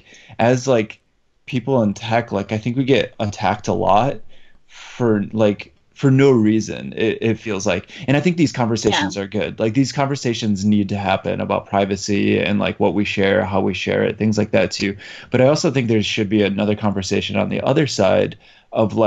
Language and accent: English; Poland; moved away; I'm originally from Poland